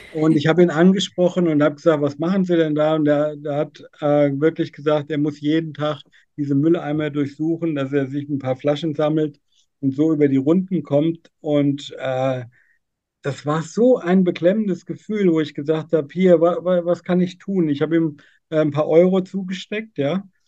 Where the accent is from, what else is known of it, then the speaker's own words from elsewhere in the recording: near Giessen, Central Hesse, Germany; ich komme aus Mittelhessen, Nähe Gießen